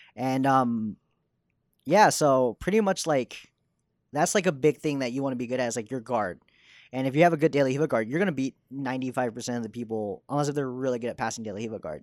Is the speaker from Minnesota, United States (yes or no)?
no; Dallas, Texas, United States; moved away as an adult; now in New York, United States; I was born in Dallas and I was raised there.